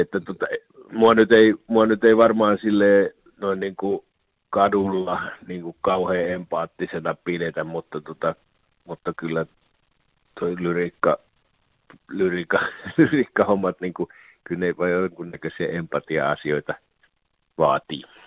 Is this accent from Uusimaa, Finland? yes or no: no; Alavus, South Ostrobothnia, Finland; nyt ollaan kumpikin alavuudelta kotoisin